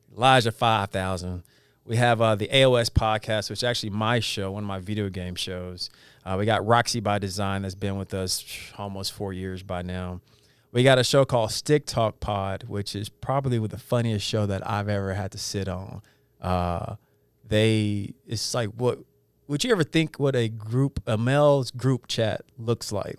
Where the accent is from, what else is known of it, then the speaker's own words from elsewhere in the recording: Edmond, Oklahoma, United States; growing up in Edmond with the white boys